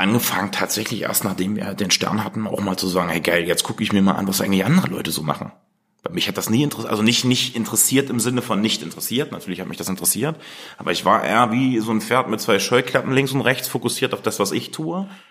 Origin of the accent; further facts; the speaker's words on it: Germany; Wir sind halt erdig. Wir kommen hier aus dem Harz